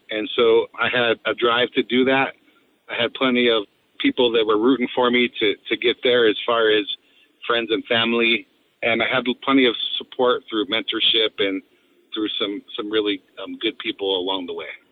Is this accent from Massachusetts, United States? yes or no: no; Delta, Colorado, United States; I have a lot of love for my hometown. Delta was a place where I was raised